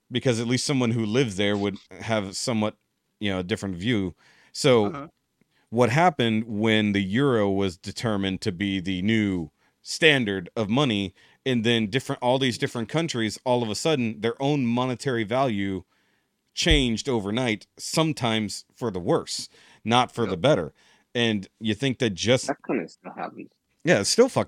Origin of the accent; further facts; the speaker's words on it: Texas, United States; being a Texan